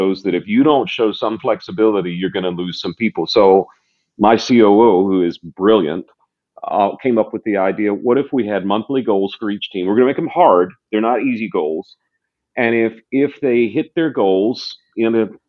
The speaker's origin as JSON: {"language": "English", "region": "the South", "country": "United States", "tie": "born or raised there", "said": "I was raised in the South"}